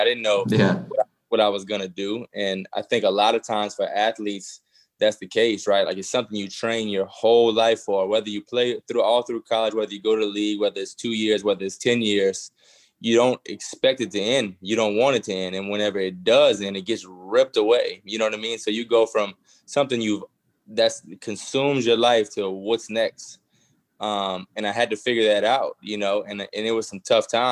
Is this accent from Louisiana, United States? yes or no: yes; Thibodaux, Louisiana, United States; I'm from Thibodaux